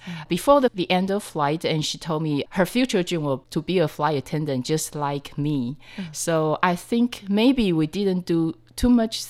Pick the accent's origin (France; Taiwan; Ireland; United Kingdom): Taiwan; Taipei; I'm from Taipei.